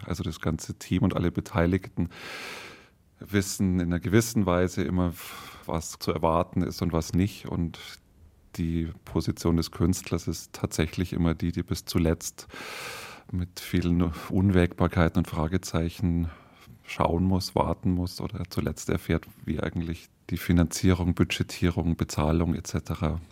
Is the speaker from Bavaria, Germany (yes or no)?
yes; Munich, Bavaria, Germany; als Münchner